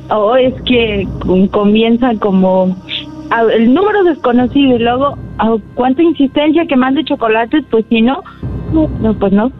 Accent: Tlaltenango, Mexico; me sacaron de aquí, de Tlaltenango

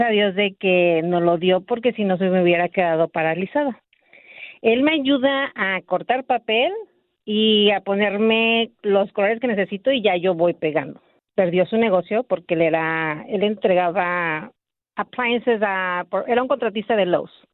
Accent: Mexico City, Mexico; moved away as an adult; now in Azusa, United States; Somos de la Ciudad de México, pues dejamos familia allá

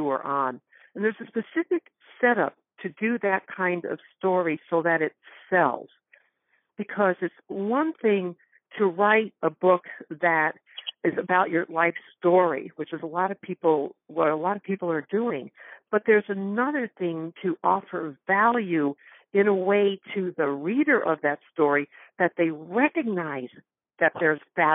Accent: Northwest Connecticut, United States; moved away; I grew up in Connecticut. In fact, I just came back from there 2 days ago, Northwest Connecticut.

